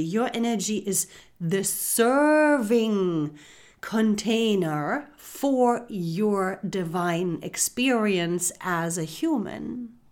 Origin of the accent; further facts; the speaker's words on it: Germany; moved away; I was born and raised in Germany